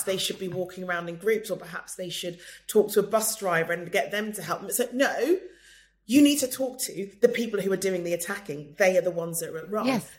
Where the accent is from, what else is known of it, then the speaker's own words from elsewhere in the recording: United Kingdom; Either I'm British or I'm not.